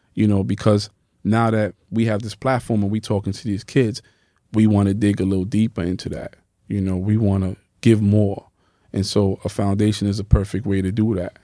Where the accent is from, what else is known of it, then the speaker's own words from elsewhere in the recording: New York City, New York, United States; also born or lived in Bronx; I'm from Harlem